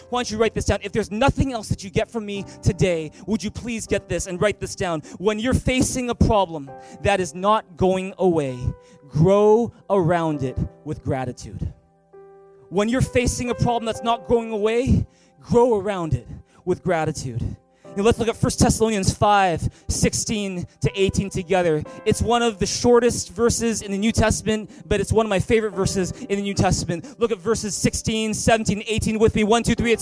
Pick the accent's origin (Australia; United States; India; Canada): Canada; Vancouver, British Columbia; first language English; moved away as an adult; also born or lived in Taiwan; I grew up in Vancouver. In fact, I was born at Richmond General Hospital. And I've just grown up in Vancouver all my life.